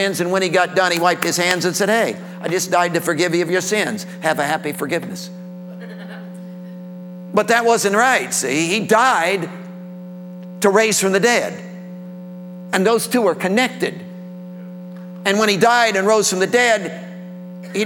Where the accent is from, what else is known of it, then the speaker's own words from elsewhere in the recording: Tennessee, United States; I'm from Tennessee. I live in Tennessee